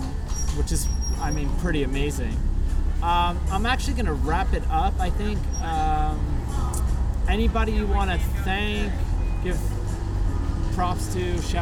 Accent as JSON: {"language": "English", "region": "New York", "country": "United States", "tie": "born or raised there", "said": "growing up in New York thing. It's like you have this in your DNA where it's like you can't let go."}